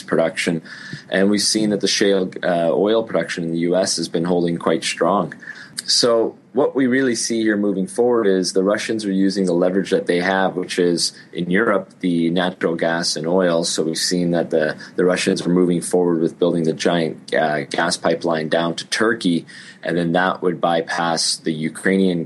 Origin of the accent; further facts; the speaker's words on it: Canada; I'm from Canada